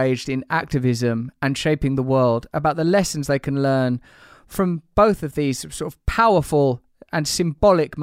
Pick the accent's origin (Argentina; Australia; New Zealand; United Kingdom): United Kingdom; I'm British.